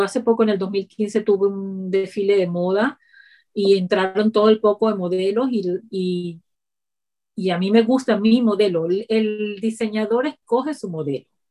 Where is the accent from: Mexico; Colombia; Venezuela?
Venezuela; Ciudad Guayana, Bolívar; moved away as an adult; also born or lived in Boston, United States; now in United States; viniendo de Venezuela, un lugar tan caliente de la ciudad donde yo vengo, que es de Ciudad Guayana